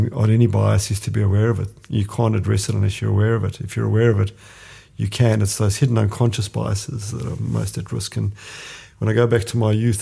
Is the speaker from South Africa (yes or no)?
yes; South Africa; now in Australia; I'm either an Italian or a South African. If I'm talking too much, then I'm an Italian. If I'm very direct, then I'm a South African. But I've been in Australia for, you know, most of my, well, certainly all of my working life and you know, more than half of my life